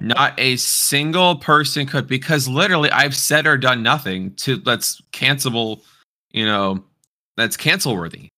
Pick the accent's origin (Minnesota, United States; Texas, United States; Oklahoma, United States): Texas, United States; Houston; moved away; I'm actually originally from the same part of Texas as you